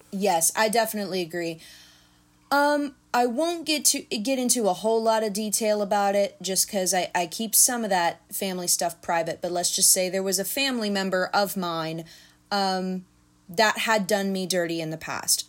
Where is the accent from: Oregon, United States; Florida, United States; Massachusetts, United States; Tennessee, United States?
Tennessee, United States; Nashville; also born or lived in Clarksville; I was born in Nashville